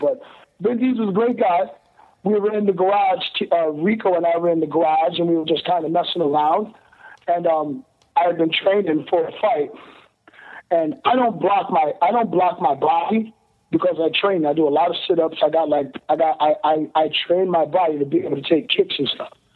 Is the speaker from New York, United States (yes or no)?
no; Ohio, United States; I'm from Ohio, Midwest you know, farmers